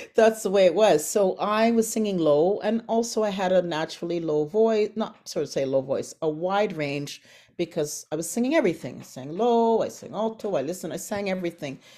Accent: Toronto, Ontario, Canada; also born or lived in Antigua; I was flying from Antigua to Canada at the age of three.

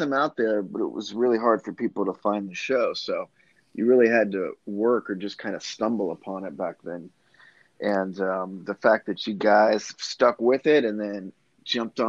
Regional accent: outside of Atlanta, Georgia, United States; moved away; also born or lived in Columbia, South Carolina; I grew up outside of Atlanta, but spent a ton of time in South Carolina

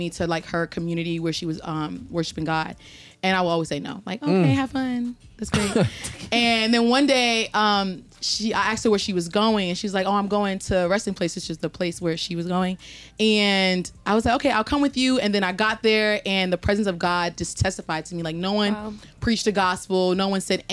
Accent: New Jersey, United States; I'm from New Jersey

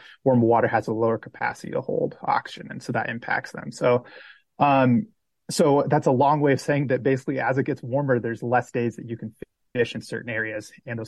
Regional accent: Washington, United States; now in Montana, United States; And I actually grew up in Washington. So I grew up in the Pacific Northwest before moving over to Montana.

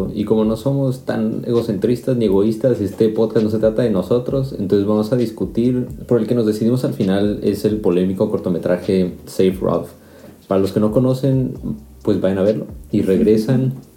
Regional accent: Mexico; moved away as an adult; now in Karlsruhe, Germany; soy mexicano, llevo ya casi 5 años viviendo en Alemania

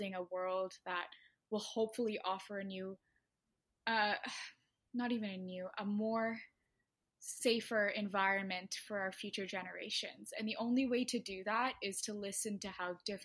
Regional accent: Toronto, Ontario, Canada; also born or lived in Ottawa; I'm from Toronto, so I'd make that sound all the time

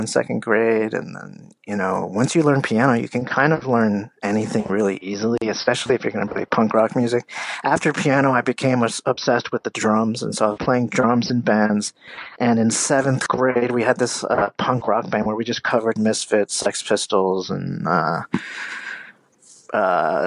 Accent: Easton, Pennsylvania, United States; I grew up in Easton, Pennsylvania

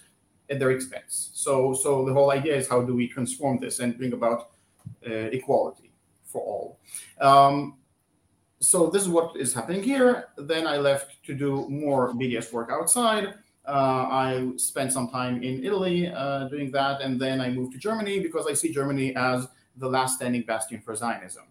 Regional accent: Israel; I grew up here in Israel-Palestine, went through the normal indoctrination

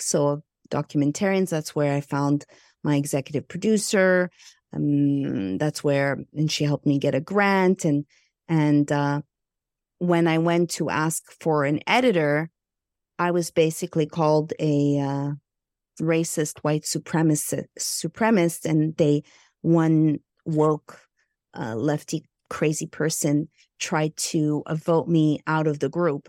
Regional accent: Montreal, Quebec, Canada; moved away as an adult; now in Los Angeles, United States; I hail from Montreal, Canada, I'm Egyptian, Greek

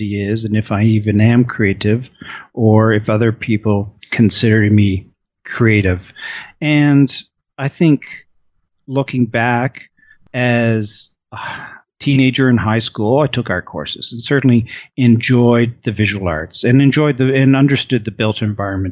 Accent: Halifax, Nova Scotia, Canada; I grew up in Halifax, Nova Scotia.

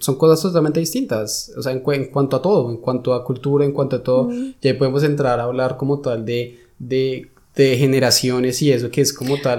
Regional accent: Colombia; now in Germany; yo vengo de Colombia

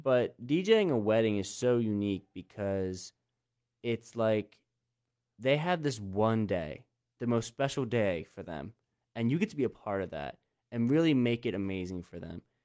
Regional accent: Lancaster County, Pennsylvania, United States; I grew up in Lancaster County, Pennsylvania, like literally where we are now

